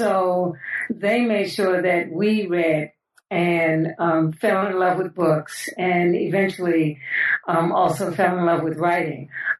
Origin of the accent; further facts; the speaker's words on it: New York City, New York, United States; I was born and raised in New York City, in the Bronx specifically, but it was a great place to grow up.